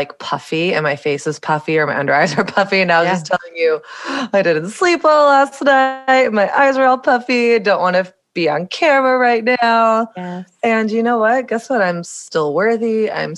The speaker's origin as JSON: {"language": "English", "area": "the South", "region": "Southern United States", "country": "United States", "tie": "born or raised there", "moved": "as an adult", "lives_now": "New York City, United States", "said": "growing up in Southern evangelical Bible Belt culture"}